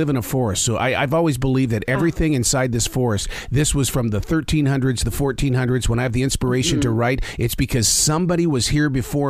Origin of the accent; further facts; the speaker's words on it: Montana, United States; now in Carolinas, United States; I'm from Montana.